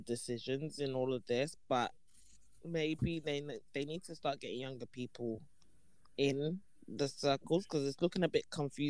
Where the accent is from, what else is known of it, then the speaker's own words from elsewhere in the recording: United Kingdom; in the UK we're always very modest